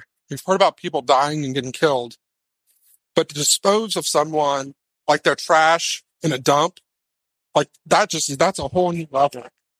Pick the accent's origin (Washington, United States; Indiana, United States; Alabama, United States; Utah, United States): Indiana, United States; I'm from Indiana, I see truckers on the side of the road all the time.